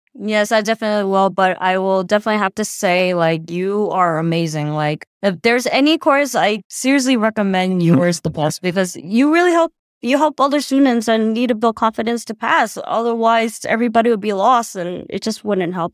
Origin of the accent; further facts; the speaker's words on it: New Jersey, United States; I'm from New Jersey